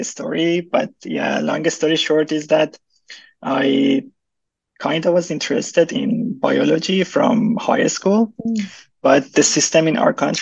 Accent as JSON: {"language": "English", "country": "Iran", "moved": "as an adult", "lives_now": "Vancouver, Canada", "said": "I'm from Iran"}